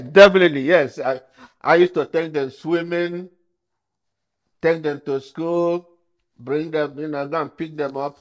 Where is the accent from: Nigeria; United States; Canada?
Nigeria; now in London, United Kingdom; I was born in Nigeria, but I was made in London